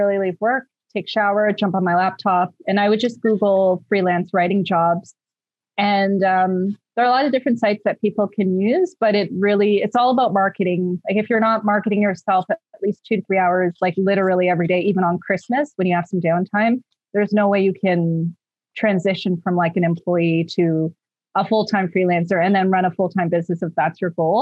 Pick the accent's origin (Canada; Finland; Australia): Canada; Mississauga, Ontario; now in Edmonton, Canada; I'm originally from Mississauga, Ontario, Canada.